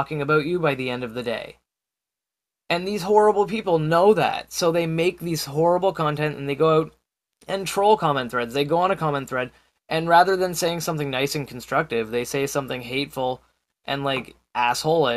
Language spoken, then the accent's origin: English; Canada; I'm Canadian